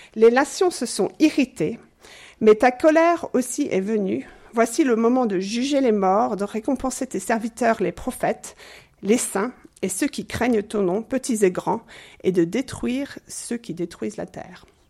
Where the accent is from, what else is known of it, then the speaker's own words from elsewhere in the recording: England, United Kingdom; now in Switzerland; je suis anglaise d'origine